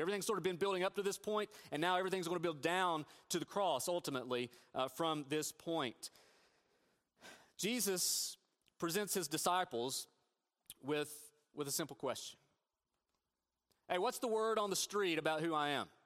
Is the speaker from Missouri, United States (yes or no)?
no; Northeast Tennessee, United States; moved away; I grew up in Northeast Tennessee